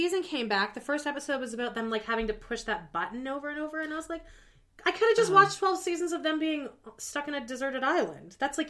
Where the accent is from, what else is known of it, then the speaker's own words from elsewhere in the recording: Canada; me being Canadian